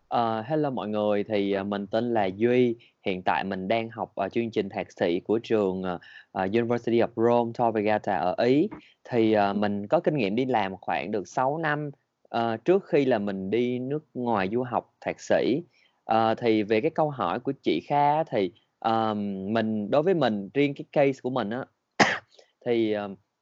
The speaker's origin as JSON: {"language": "Vietnamese", "country": "Vietnam", "said": "mình là người Việt Nam"}